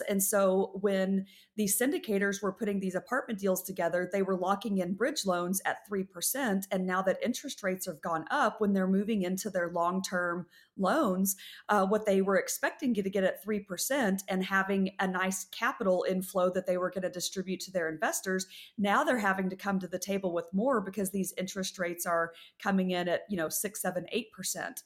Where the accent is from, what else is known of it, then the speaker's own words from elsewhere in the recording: West Texas, United States; I grew up in West Texas